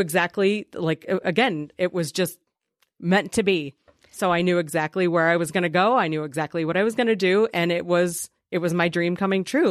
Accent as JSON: {"language": "English", "area": "Preble County", "region": "Ohio", "country": "United States", "tie": "born or raised there", "said": "back where I grew up in Preble County"}